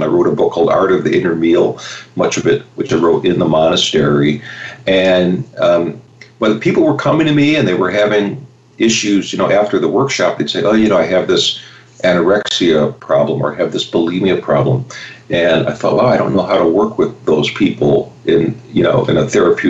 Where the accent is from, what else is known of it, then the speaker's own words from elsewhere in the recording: Chicago, Illinois, United States; I grew up in Chicago